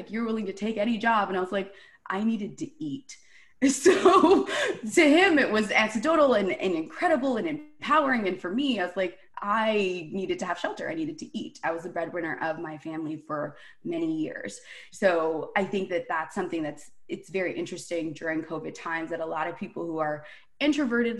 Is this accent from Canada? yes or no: yes; Toronto, Ontario, Canada; born and raised in Toronto